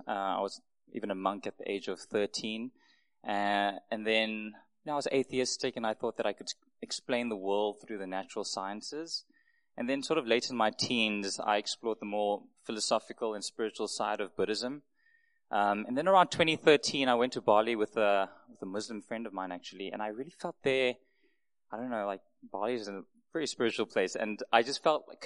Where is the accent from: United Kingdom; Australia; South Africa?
South Africa; Mafikeng, North West; also born or lived in Yangon / Singapore; I was born in Burma, in Yangon, in Southeast Asia, just sort of north of Thailand. Came to South Africa at the age of 8 months to Mafeking in the Northwest.